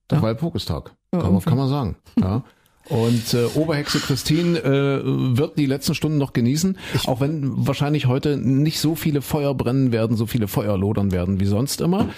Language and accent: German; Saxony-Anhalt, Germany; meine Heimat